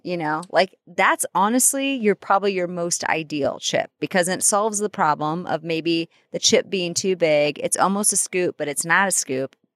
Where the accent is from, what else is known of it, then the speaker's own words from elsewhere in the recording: Iowa, United States; moved away; I'm from Iowa